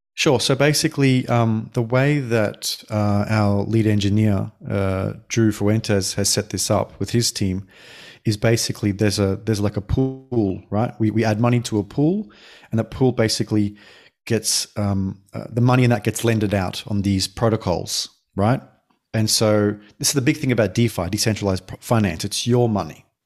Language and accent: English; Australia; moved away as an adult; now in Denmark; I'm Australian born